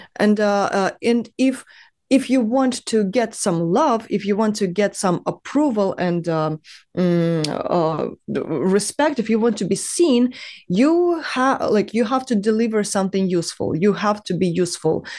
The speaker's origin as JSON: {"language": "English", "town": "Dnipro", "region": "Dnipropetrovsk Oblast", "country": "Ukraine", "tie": "born or raised there", "also_born_or_lived": "China", "moved": "as an adult", "lives_now": "Berlin, Germany", "said": "I was born and raised in Ukraine"}